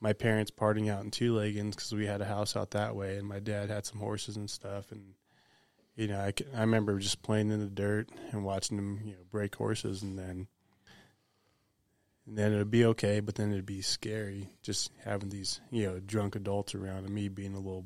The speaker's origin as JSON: {"language": "English", "town": "Sacramento", "region": "California", "country": "United States", "tie": "born or raised there", "also_born_or_lived": "Garryowen, Montana", "said": "I was born in Gary, Montana, and then I grew up in Sacramento, California, and pretty much all over Northern California and a little bit of Southern California"}